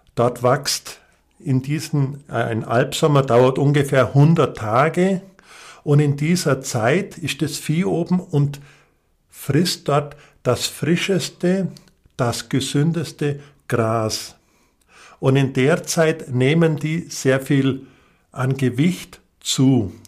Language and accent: German; Allgäu, Bavaria, Germany; zu meiner Heimat mit dazugehört